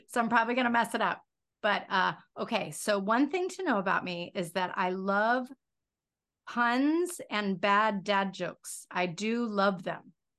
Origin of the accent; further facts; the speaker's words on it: the South, United States; I go crazy with the y'all thing because I'm from the South.